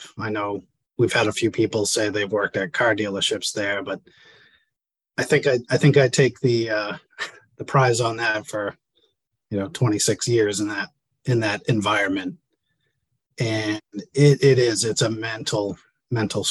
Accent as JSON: {"language": "English", "town": "Leominster", "region": "Massachusetts", "country": "United States", "tie": "born or raised there", "said": "Born and raised in Leominster, Massachusetts"}